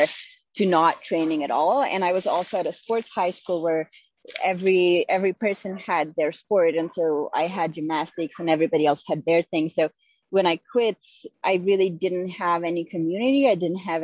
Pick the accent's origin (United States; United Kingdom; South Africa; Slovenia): Slovenia; moved away; I grew up in Slovenia and I started gymnastics when I was, I think, 5 years old